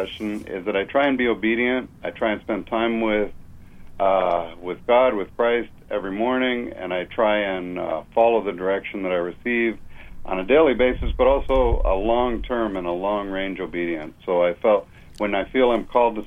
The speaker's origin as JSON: {"language": "English", "country": "Canada", "also_born_or_lived": "Toronto", "moved": "as an adult", "lives_now": "California, United States", "said": "I'm a Canadian, and I was living in Toronto"}